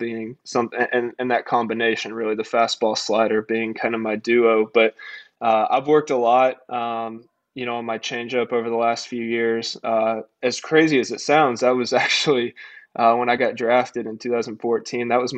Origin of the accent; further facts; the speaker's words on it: Tennessee, United States; moved away as an adult; now in Greenville, United States; I grew up in Tennessee